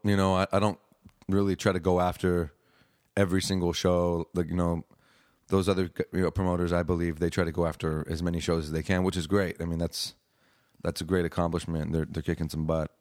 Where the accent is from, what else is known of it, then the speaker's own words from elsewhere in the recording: Hawaii, United States; now in Austin, United States; growing up in Hawaii, you got a lot of reggae influence